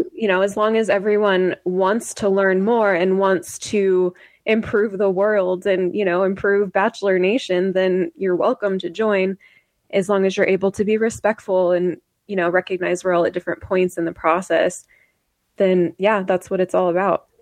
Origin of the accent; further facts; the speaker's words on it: Idaho, United States; growing up in Idaho